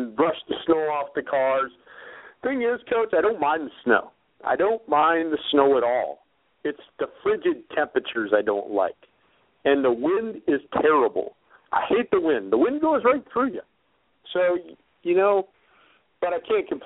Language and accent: English; Green Bay, Wisconsin, United States; I'm born and raised in Green Bay